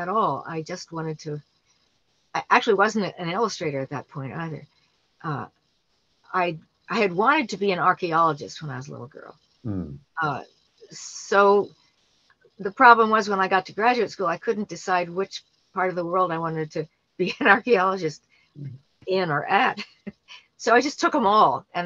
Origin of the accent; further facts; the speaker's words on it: New York City, New York, United States; I grew up in New York City